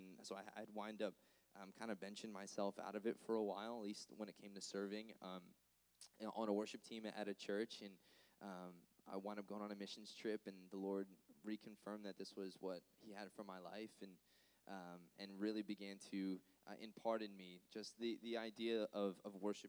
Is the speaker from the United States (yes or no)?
yes; Florence, New Jersey, United States; Yeah, so I'm originally from Florence, New Jersey, so from the north.